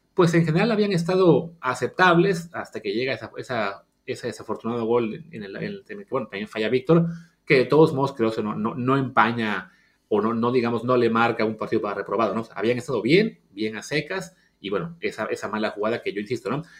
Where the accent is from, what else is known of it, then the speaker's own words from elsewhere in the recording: Mexico; nuestra forma de ser como mexicanos